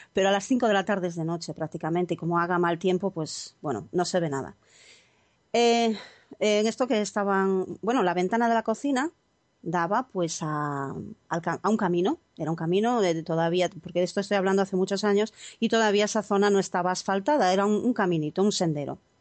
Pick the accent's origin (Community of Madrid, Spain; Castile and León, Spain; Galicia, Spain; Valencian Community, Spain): Galicia, Spain; como buena gallega